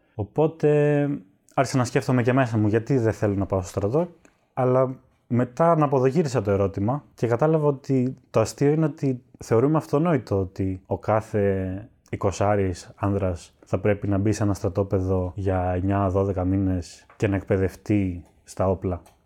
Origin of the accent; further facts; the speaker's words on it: Skydra, Central Macedonia, Greece; μεγάλωσα στη Σκύδρα Πέλλα